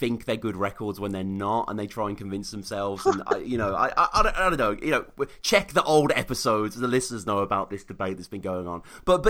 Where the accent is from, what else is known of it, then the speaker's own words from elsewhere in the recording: United Kingdom; I like …, like every fucking British kid, like, you know, we grew up on …